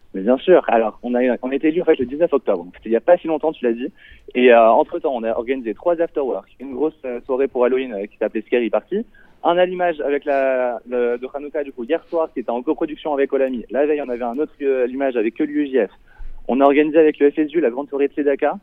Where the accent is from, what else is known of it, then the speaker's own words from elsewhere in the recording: Nancy, Grand Est, France; moved away as an adult; now in Toulouse, France; de base, je viens de Nancy